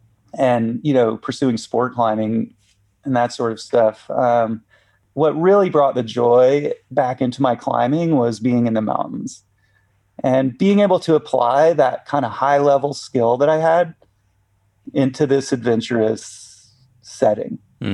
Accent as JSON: {"language": "English", "region": "the South", "country": "United States", "tie": "born or raised there", "said": "so specific and so different than what I grew up with in the South"}